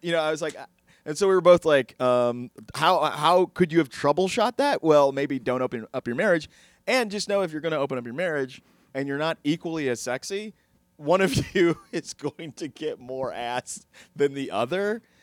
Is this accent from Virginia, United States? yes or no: no; Texas, United States; I'm from Texas